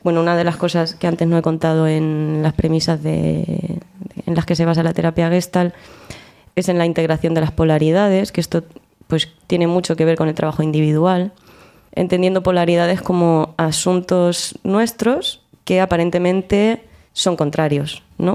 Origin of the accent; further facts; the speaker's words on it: Albacete, Castilla-La Mancha, Spain; moved away as an adult; now in Granada, Spain; vengo de Albacete y me he afincado en Granada desde hace ya unos cuatro añitos o así.